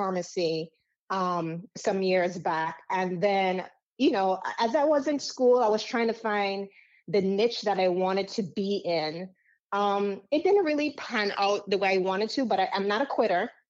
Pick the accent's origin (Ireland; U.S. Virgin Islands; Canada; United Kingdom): U.S. Virgin Islands; accent: Caribbean; moved away; also born or lived in Dominica; I grew up in America's paradise, which we call the U.S. Virgin Islands.